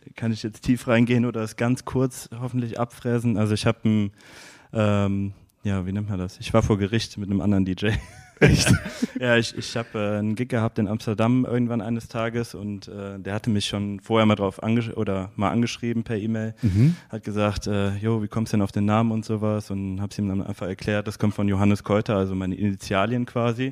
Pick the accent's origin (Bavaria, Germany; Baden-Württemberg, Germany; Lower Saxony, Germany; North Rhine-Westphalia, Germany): North Rhine-Westphalia, Germany; Erftstadt; also born or lived in Bergisch Gladbach / Cologne; aus Erfstadt